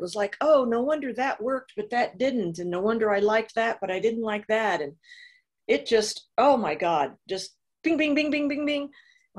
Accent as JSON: {"language": "English", "region": "Illinois", "country": "United States", "also_born_or_lived": "Southern California / Missouri / New York", "said": "So I am from originally Southern Illinois, small town, but spent half of my life in Southern California. I've lived in Missouri, New York"}